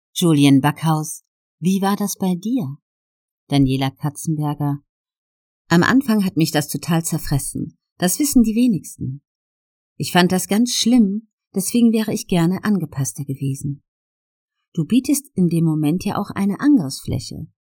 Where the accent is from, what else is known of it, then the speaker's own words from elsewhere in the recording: Ludwigshafen, Rhineland-Palatinate, Germany; Ich komme ja aus Oggersheim und wir waren früher immer in der Gastronomie.